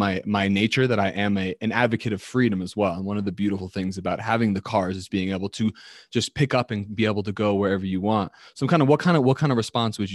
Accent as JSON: {"language": "English", "country": "United States", "also_born_or_lived": "United Kingdom", "said": "as an American"}